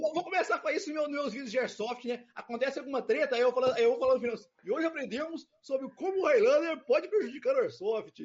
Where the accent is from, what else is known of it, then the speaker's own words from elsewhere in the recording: Itaúna, Minas Gerais, Brazil; now in Belo Horizonte, Brazil; a minha cidade de natal é Itaúna, é aqui pertinho